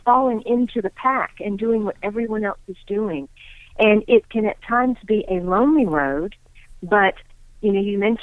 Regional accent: Deep South, United States; I am of Indian heritage, and I grew up in the Deep South, Bible Belt South

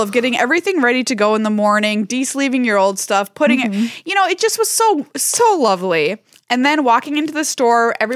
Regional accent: Minnesota, United States; I'm a Minnesotan

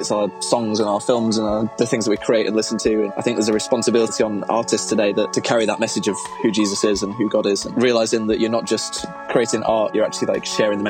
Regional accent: Manchester, North West England, United Kingdom; I'm from Manchester in the UK, and I'm kind of a creative guy all around.

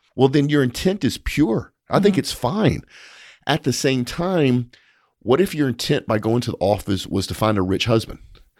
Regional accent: Louisiana, United States; We're both from South Louisiana, so we naturally

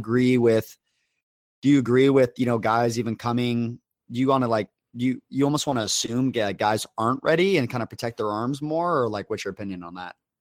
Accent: Las Vegas, Nevada, United States; moved away; I was from Academy in Vegas

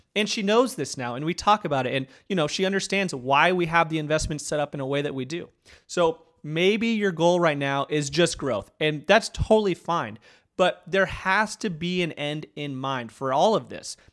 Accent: Arizona, United States; now in Auburn, United States; growing up in Arizona

